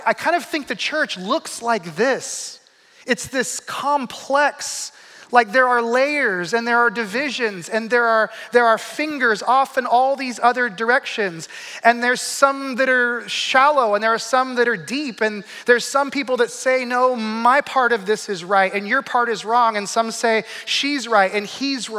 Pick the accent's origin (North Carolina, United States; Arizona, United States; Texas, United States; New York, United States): Arizona, United States; also born or lived in Flagstaff; I grew up in Arizona